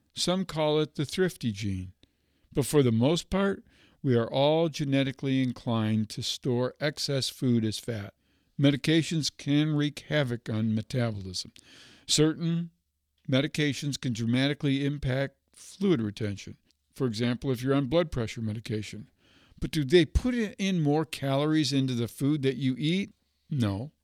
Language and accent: English; Michigan, United States; My home state of Michigan